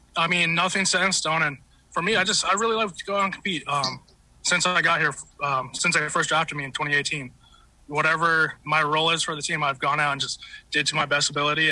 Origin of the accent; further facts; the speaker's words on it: Utah, United States; now in Detroit, United States; I was born in Utah.